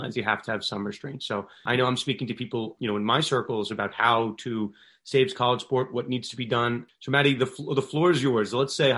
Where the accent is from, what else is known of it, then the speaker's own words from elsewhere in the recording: New York, United States; I'm from New York